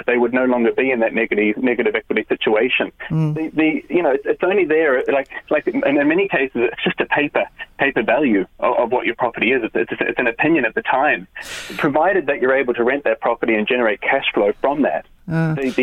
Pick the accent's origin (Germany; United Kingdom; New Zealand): New Zealand; now in Ireland; I'm from New Zealand originally